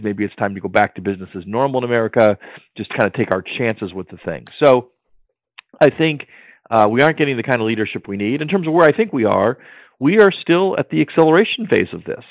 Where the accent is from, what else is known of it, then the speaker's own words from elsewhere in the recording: Maryland, United States; my home state of Maryland